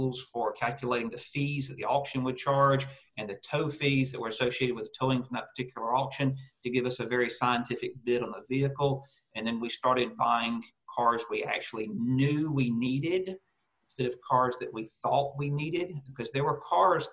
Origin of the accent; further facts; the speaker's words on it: United States; moved away as an adult; now in Australia; retired multi-site yard owner from the US, now living in Australia